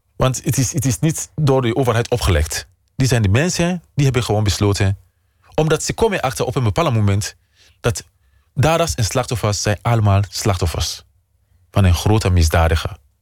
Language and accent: Dutch; Sierra Leone; Dutch is a second language; moved away as an adult; now in Utrecht, Netherlands; Mijn vaderland is Nederland. En Sierra Leone blijft mijn moederland